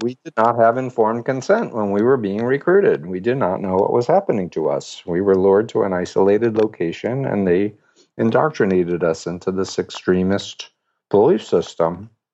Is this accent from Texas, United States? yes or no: no; New York City, New York, United States; I'm from Flushing, Queens, New York